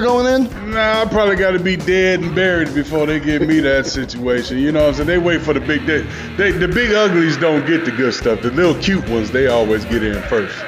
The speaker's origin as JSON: {"language": "English", "town": "Detroit", "region": "Michigan", "country": "United States", "moved": "yes", "lives_now": "Wisconsin, United States", "said": "I'm from Detroit"}